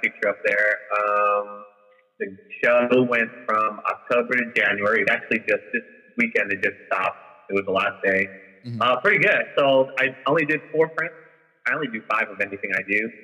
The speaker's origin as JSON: {"language": "English", "country": "Peru", "moved": "yes", "said": "I'm from Peru"}